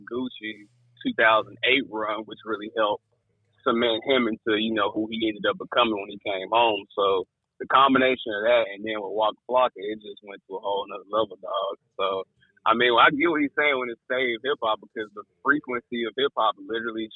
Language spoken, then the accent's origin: English; Memphis, Tennessee, United States; I come from Memphis, Tennessee